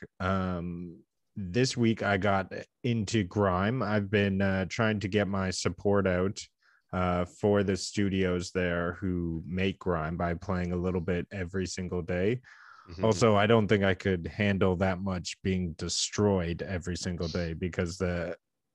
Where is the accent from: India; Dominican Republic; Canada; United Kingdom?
Canada; we're two Canadian game enthusiasts